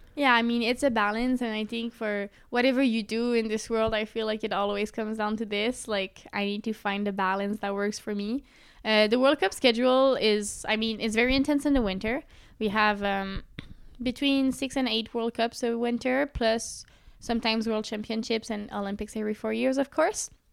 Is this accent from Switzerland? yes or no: no; Sherbrooke, Quebec, Canada; Sherbrooke, my hometown